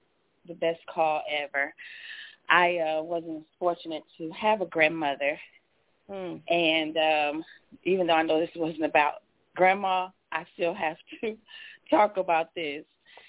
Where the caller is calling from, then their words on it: Charleston, West Virginia, United States; I'm from Charleston, West Virginia.